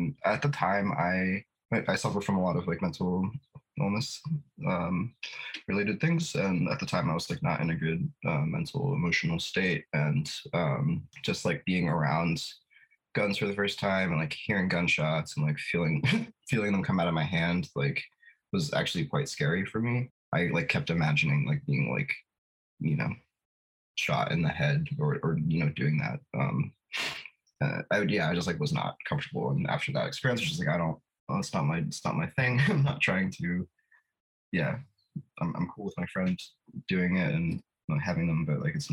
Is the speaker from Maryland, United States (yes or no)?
yes; D.C., Maryland, United States; also born or lived in Washington, D.C.; now in Philadelphia, United States; I grew up in Maryland, D.C.